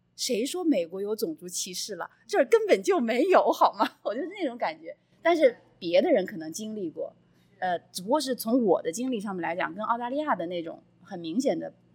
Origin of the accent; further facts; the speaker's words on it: Wuhan, Hubei, China; moved away as an adult; also born or lived in Beijing / Germany / Australia; now in United States; 我是武汉人，也算是很繁忙的，很人很多的大城市，然后，呃，上大学和工作在北京，所以也是每天晚上那辆十点多满大街都是人，对吧？然后去了那个，跟我老公，呃，我们生活的那个小城市在纽伦堡附近